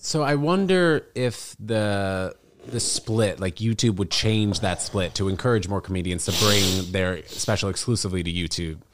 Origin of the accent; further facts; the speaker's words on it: New York City, New York, United States; growing up in New York City